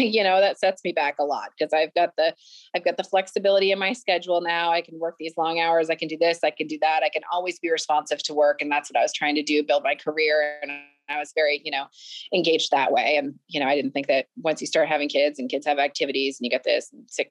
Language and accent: English; Vermont, United States; I'm from Vermont.